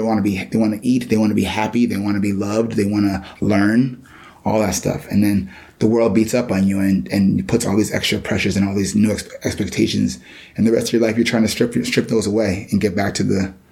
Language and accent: English; United States; we're not West African, we're American